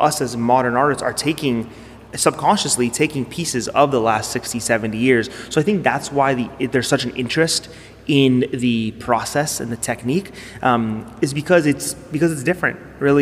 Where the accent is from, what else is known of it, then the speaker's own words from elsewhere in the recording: Toronto, Ontario, Canada; I'm from Toronto